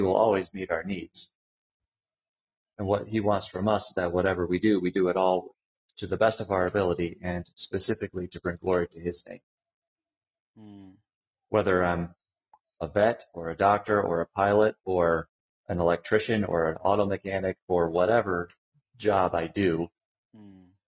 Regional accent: United States; growing up in the United States

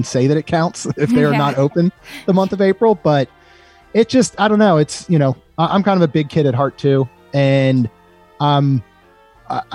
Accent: Maryland, United States; moved away as an adult; now in Florida, United States; I grew up in Maryland and lived in Maryland till 2005 when I moved here

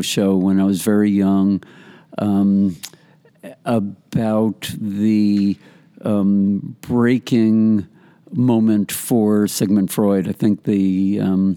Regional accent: White Plains, New York, United States; also born or lived in Greenburgh, New York; I was born in New York City and lived on the West Side. 838 Western Movie is what I called it. It was West End Avenue. And then moved up at the age of four to White Plains, which is in Westchester, about 20 miles north. And then in sixth grade, moved to the Union Free School District number 6 in the town of Greenburg

